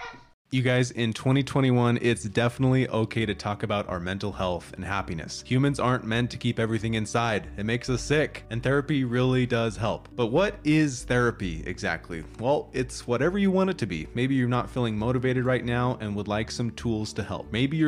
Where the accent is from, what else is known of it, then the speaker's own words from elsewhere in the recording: Boston, Massachusetts, United States; I am from Boston, and I think you would enjoy taking the RV up here to the Northeast.